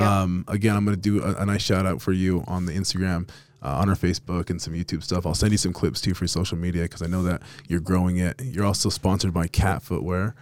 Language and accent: English; Las Vegas, Nevada, United States; now in Utah, United States; I'm from Vegas originally, but I fell in love with Utah, and I'm probably never gonna leave